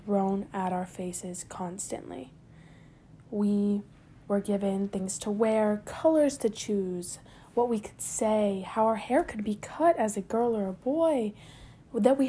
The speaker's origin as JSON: {"language": "English", "town": "San Juan", "country": "Puerto Rico", "tie": "born or raised there", "said": "I was born and raised in San Juan, Puerto Rico"}